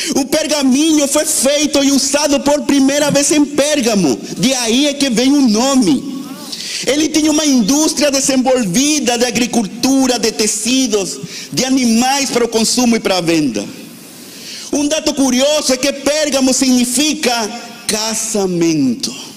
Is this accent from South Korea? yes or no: no; Venezuela; now in Brazil; eu sou da Venezuela